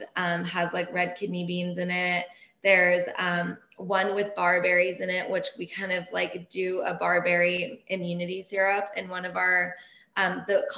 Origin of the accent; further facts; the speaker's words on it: Laguna Beach, California, United States; first language Persian; English is a second language; I grew up in Laguna